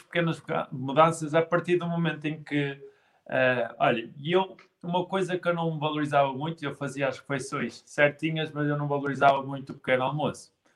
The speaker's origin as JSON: {"language": "Portuguese", "town": "Guimarães", "region": "Norte", "country": "Portugal", "said": "eu sou de Guimarães"}